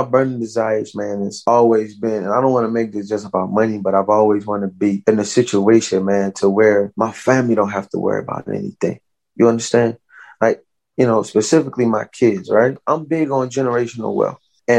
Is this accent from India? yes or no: no; the South, United States; You know, growing up in the South, it didn't end there, you know, whenever it was supposed to legally.